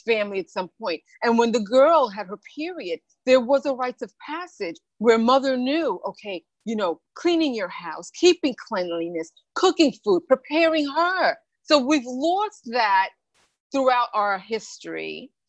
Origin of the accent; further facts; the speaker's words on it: New York, United States; also born or lived in Bahamas; I was born in the Bahamas and raised in New York when I was 4